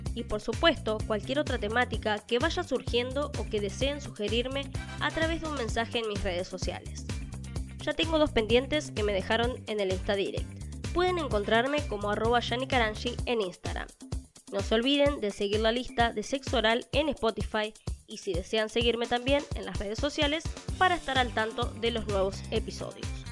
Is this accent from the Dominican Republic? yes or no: no; Argentina; En mi país, Argentina